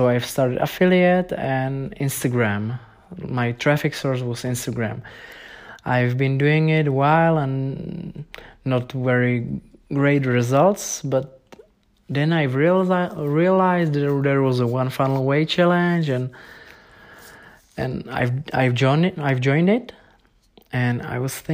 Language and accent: English; Czechia; English is a second language; I was a beginner from Czech Republic